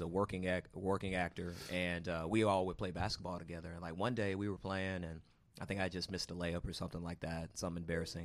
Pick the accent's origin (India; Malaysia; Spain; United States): United States; Houston, Texas; moved away; also born or lived in Baton Rouge, Louisiana / Atlanta; I'm from Houston, but I was in Atlanta going to school